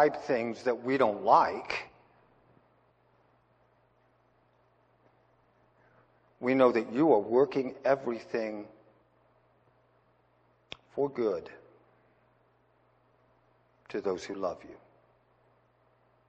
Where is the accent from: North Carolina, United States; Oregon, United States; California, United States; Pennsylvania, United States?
Pennsylvania, United States; now in Wyoming, United States; when I was a kid growing up in Pennsylvania